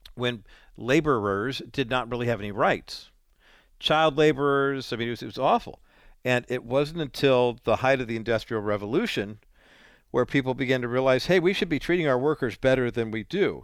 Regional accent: California, United States; growing up in California

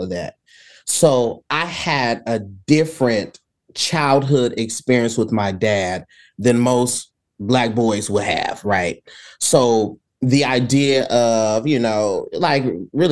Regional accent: San Antonio, Texas, United States; accent: southern; I'm from San Antonio, Texas

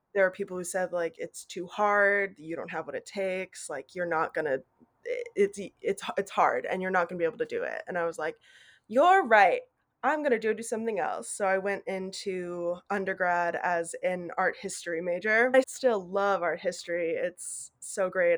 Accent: Fort Collins, Colorado, United States; moved away as an adult; now in Knoxville, United States; I grew up in Fort Collins, Colorado

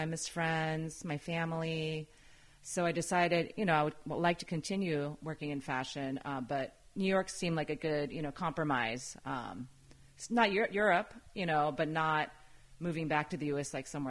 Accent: Tokyo, Japan; It was amazing. Yeah. I mean, Tokyo in general is just, you know, it's a big city, but it's very clean and organized and it was very safe at the time.

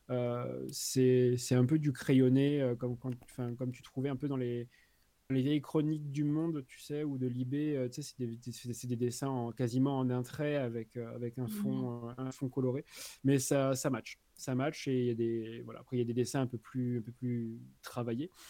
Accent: France; parce que je suis, français et que j'ai un accent anglais très pourri

